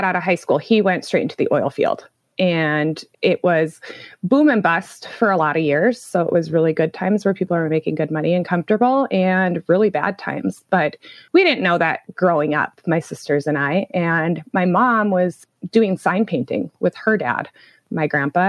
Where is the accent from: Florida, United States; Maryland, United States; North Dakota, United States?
North Dakota, United States; Williston; also born or lived in Minneapolis, Minnesota / Omaha, Nebraska / Anchorage, Alaska; I'm from Williston, North Dakota. I've been here all my life. I grew up here